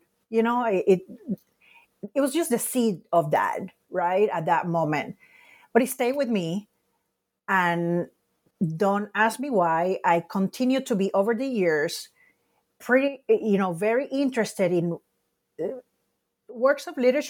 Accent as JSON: {"language": "English", "country": "Puerto Rico", "tie": "born or raised there", "said": "because of that experience of growing up in Puerto Rico, looking back, I think I was really impacted by seeing in the Puerto Rican newspapers so many headlines"}